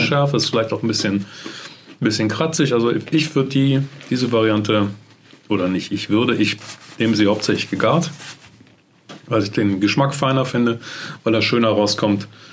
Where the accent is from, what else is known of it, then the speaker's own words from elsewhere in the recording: Germany; bei uns in Deutschland